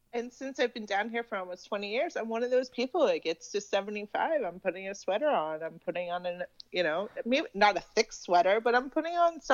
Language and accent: English; Massachusetts, United States; moved away as an adult; also born or lived in Oregon / Boston; now in Florida, United States; I moved to Massachusetts from Oregon when I was about 3 and a half, almost 4. So I grew up in Massachusetts. I lived there until my early 20s.